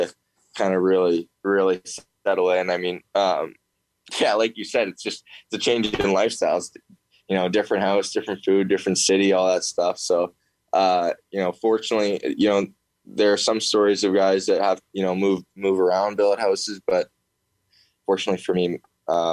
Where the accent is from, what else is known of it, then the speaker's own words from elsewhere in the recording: Oakville, Ontario, Canada; I'm from Oakville, Ontario. It's about, 40 minutes from Toronto